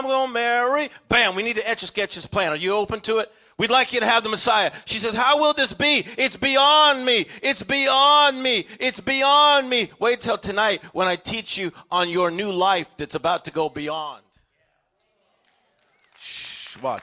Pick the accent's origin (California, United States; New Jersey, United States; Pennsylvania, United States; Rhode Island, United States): California, United States; Los Angeles; I'm from East LA, normal family. Father was a steel worker.